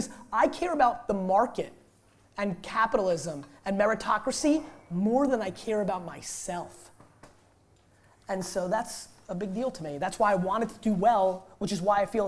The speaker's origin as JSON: {"language": "English", "country": "Russia", "tie": "born or raised there", "said": "I was born in Russia."}